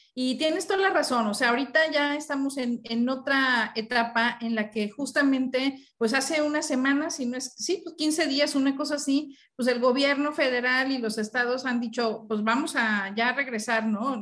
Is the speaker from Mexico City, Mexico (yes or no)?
yes; Mexico City, Mexico; now in Monterrey, Mexico; yo estoy aquí en Monterrey, que soy chilanga, pero estoy vivo aquí en Monterrey